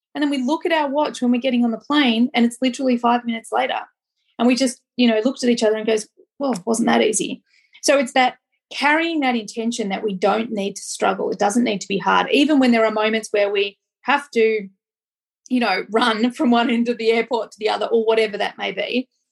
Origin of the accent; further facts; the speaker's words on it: Australia; I'm Australian